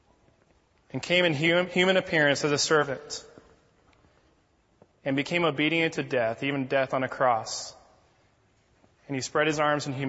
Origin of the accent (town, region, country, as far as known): United States